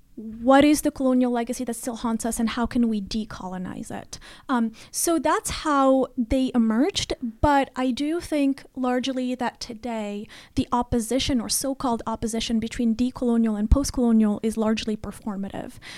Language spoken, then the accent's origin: English; Rabat, Rabat-Salé-Kénitra, Morocco; moved away as an adult; now in United States; I was, uh, born and raised in Morocco, uh, in Rabat particularly